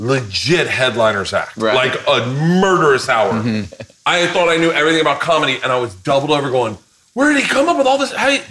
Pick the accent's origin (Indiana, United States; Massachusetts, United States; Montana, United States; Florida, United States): Florida, United States; Tampa; Tampa. But I had butter.